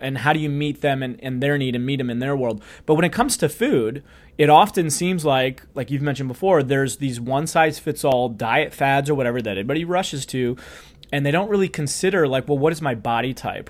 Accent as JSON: {"language": "English", "town": "St. Louis", "region": "Missouri", "country": "United States", "said": "I'm from Saint Louis"}